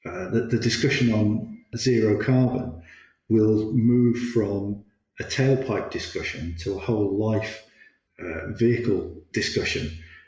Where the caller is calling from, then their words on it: Stratford-upon-Avon, West Midlands, United Kingdom; I'm based in the Midlands, just by Stratford-on-Avon.